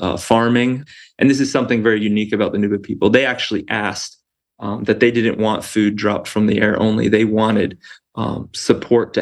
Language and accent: English; Florida, United States; moved away as an adult; also born or lived in Sudan; I'm from Florida, so I'm used to heat